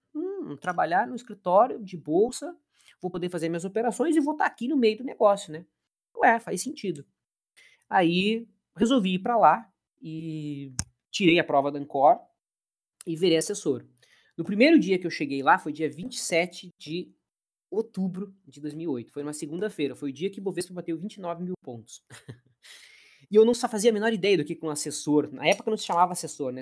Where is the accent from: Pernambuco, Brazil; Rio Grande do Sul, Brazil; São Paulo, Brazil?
Rio Grande do Sul, Brazil; Caxias do Sul; eu sou de Caxias do Sul, que é na Serra Gaúcha